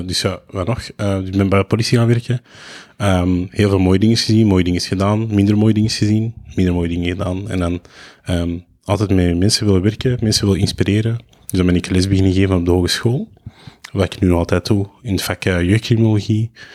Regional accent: Lebanon; now in Belgium; ik ben Libanees, dus ik spreek veel Arabisch.

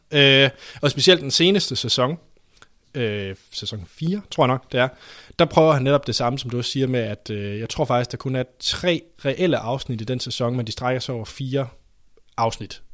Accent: Denmark

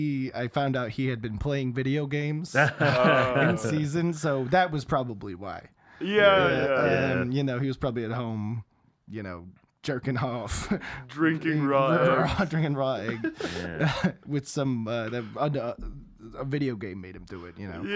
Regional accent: New Jersey, United States; Yeah, I'm from New Jersey.

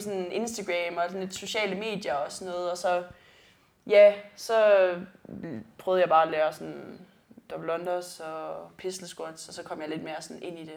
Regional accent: South Funen, Southern Denmark, Denmark; jeg kommer fra Sydfyn

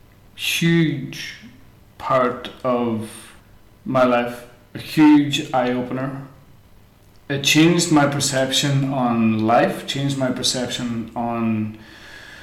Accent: Strabane, Northern Ireland, United Kingdom; moved away as an adult; also born or lived in Berlin, Germany; my hometown

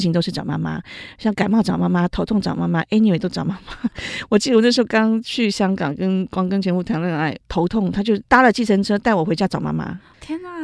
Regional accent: Taiwan; 我们台湾人

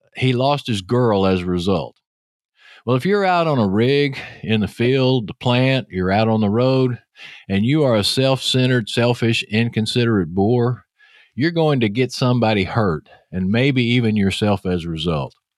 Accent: Texas, United States; accent: Texas; your host, with that Texas accent.

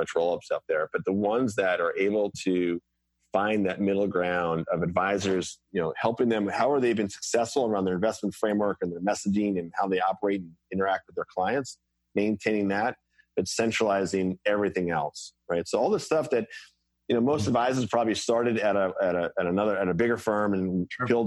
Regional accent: Cold Spring Harbor, Long Island, New York, United States; I grew up in Colesman Harbor on Long Island

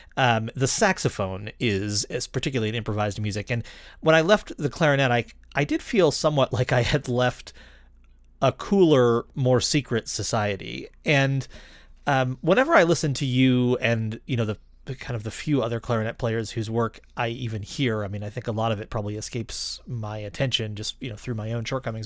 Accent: Rochester, New York, United States; I grew up in Rochester, New York in the eighties

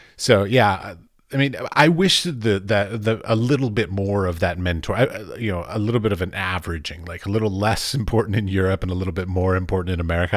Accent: United States; moved away; I'm an American

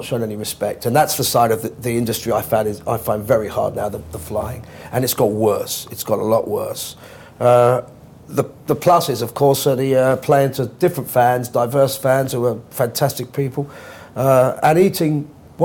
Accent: London, United Kingdom; I grew up as a Londoner

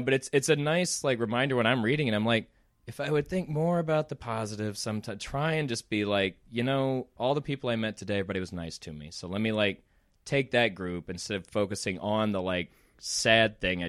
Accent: Deep South, United States; Like, mom and dad are from Mississippi. I grew up in the Deep South. I grew up in a small town.

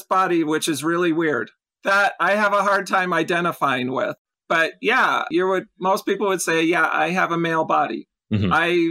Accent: Los Angeles, California, United States; I was born in Los Angeles. I'm a California girl. Nice. Love the beach, the mountains, the malls, and Disneyland.

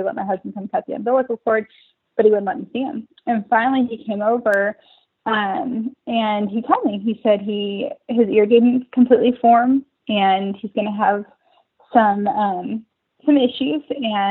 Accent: Oklahoma, United States; now in Austin, United States; He came for a job from El Paso. I came from Oklahoma to work for a job and kind of met each other along the way.

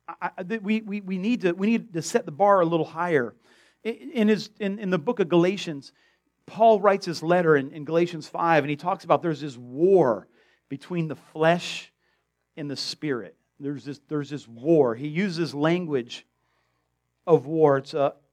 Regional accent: South Florida, United States; I grew up in South Florida

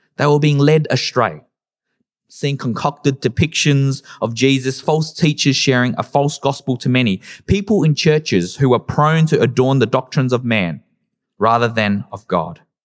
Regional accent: Adelaide, South Australia, Australia; growing up in Adelaide, during the early and late two thousands

